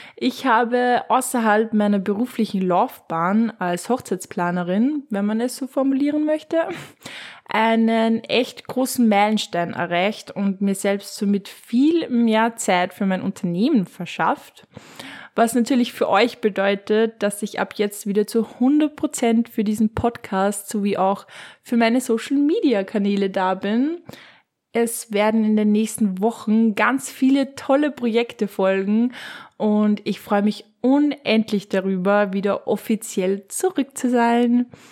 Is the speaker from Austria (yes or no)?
yes; Upper Austria, Austria; wie man es bei uns in Oberösterreich in Mundort sagen würde